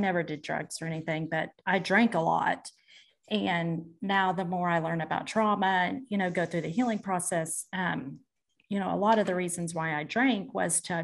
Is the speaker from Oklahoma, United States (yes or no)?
yes; Hammon, Oklahoma, United States; So I am from a small town in Washington, Oklahoma called Hammond, Oklahoma. I'm a farm girl.